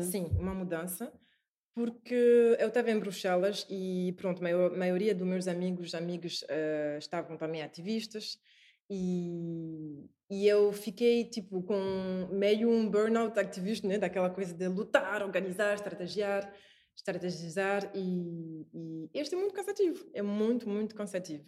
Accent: France; Portuguese is a second language; moved away as an adult; also born or lived in Paris, France / Brussels, Belgium / Singapore; now in Portugal; Cresci na França

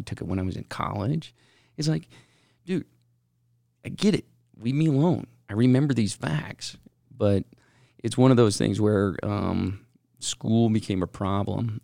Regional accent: West Valley City, Utah, United States; I grew up in West Valley

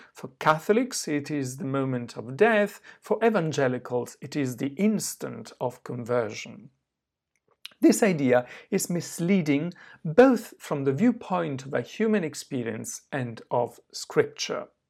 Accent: Southern Italy, Italy; moved away; also born or lived in southwest France / Oxford; my hometown in the south of Italy

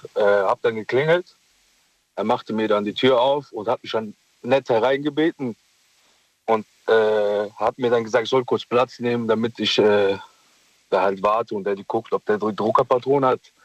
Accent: Mogadishu, Banaadir, Somalia; now in Germany; ich komme aus Mogadischu

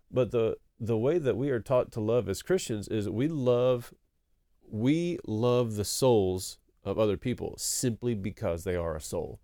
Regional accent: East Texas, United States; moved away as an adult; also born or lived in Denton, Texas / Cambodia / Korea; I grew up in East Texas

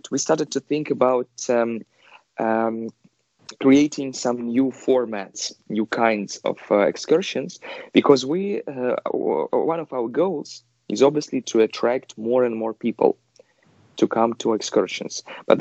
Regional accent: Kazan, Tatarstan, Russia; moved away as an adult; now in Moscow, Russia; I'm originally not Moscovite, I'm from Kazan

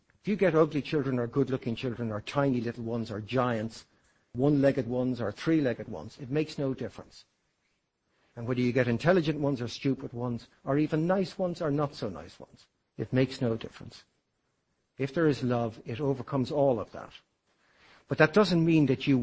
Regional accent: Ireland; I consider myself to be Irish, an Irishman.

